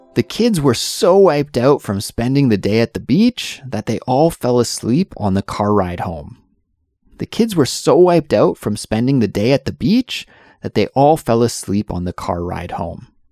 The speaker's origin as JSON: {"language": "English", "region": "British Columbia", "country": "Canada", "tie": "born or raised there", "moved": "as an adult", "lives_now": "South Korea", "said": "I'm from Canada and I absolutely love the summer in Canada, especially in my home province, which is British Columbia in the western part of Canada."}